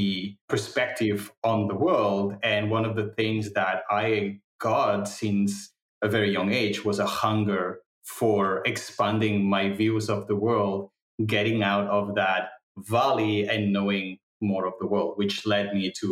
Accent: Andorra; first language Catalan; English is a second language; moved away as an adult; also born or lived in France / Barcelona, Spain / London, United Kingdom; I'm from Andorra

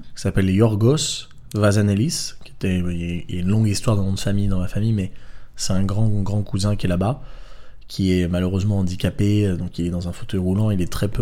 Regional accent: Draguignan, Provence-Alpes-Côte d'Azur, France; moved away; je viens du sud de la France à la mm. base, de Draguignan

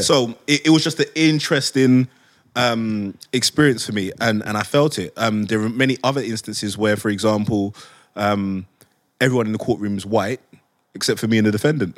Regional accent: London, United Kingdom; I grew up in Hackney before it became posh

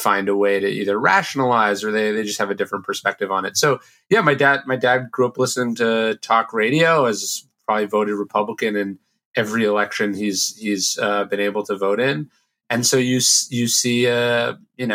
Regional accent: Sacramento, California, United States; I grew up in Sacramento, which is a pretty conservative

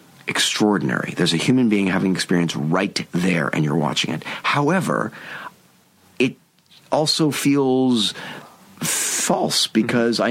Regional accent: United States; as an American

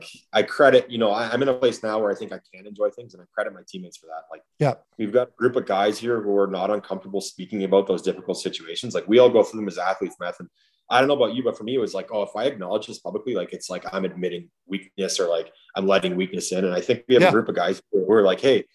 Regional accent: Ottawa, Ontario, Canada; moved away as an adult; now in Nashville, United States; playing for my hometown team that I was always a fan

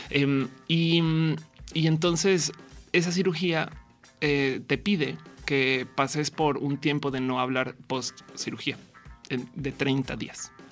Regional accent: northern Mexico, Mexico; No, los chilangos todo el día me dicen eh, que soy norteña.

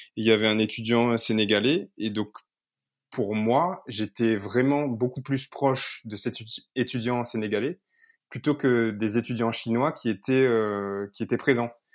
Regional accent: Réunion; moved away; je vivais à La Réunion

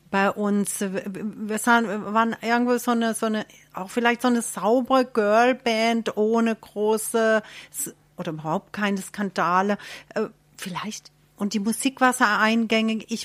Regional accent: Leiselheim, Germany; meine Eltern, wir sind aus Leiselheim, ist Liesle.

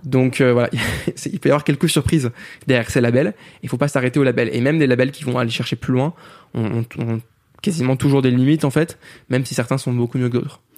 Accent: France; on est français

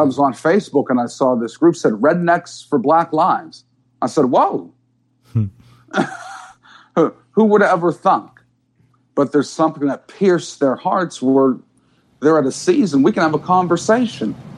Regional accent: Pittsburgh, Pennsylvania, United States; I'm from Pittsburgh

